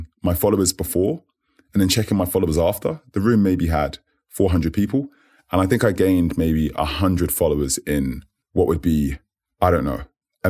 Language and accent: English; United Kingdom; And yes, I am British. But I would say I always say this. I say, you know, I'm in it, but not of it, if that makes sense. I got the opportunity to grow up in a few places.